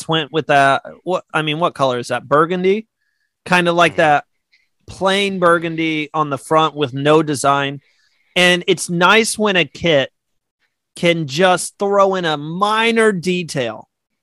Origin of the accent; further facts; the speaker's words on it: United States; I am American